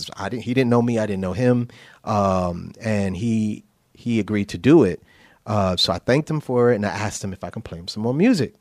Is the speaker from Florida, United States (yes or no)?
no; New Haven, Connecticut, United States; moved away; also born or lived in New York; I'm from New Haven, Connecticut